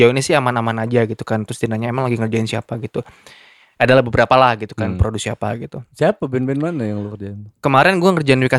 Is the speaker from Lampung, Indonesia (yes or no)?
yes; Lampung, Indonesia; now in Jakarta, Indonesia; gue asal hmm, dari sini gitu ya, kan iya, gue pengen Lampung. pengen ya pengen akhirnya pas pas momennya hmm. lebaran gue balik ke Lampung